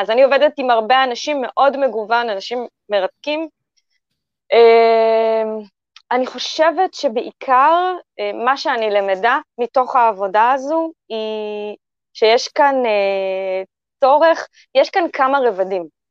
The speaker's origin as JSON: {"language": "Hebrew", "country": "Israel", "tie": "born or raised there", "said": "אני כבר צברית, אני ישראלית"}